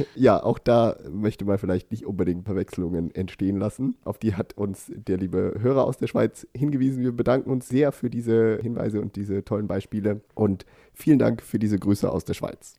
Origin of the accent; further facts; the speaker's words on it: Thuringia, Germany; now in Sweden; Und ich komme aus Thüringen